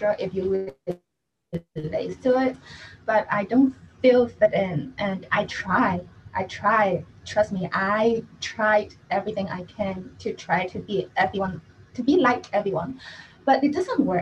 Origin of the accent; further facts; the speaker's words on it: Hong Kong; I'm actually from Hong Kong